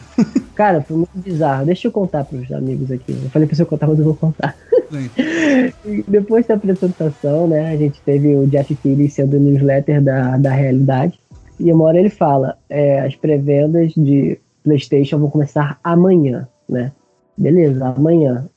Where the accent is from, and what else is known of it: Brazil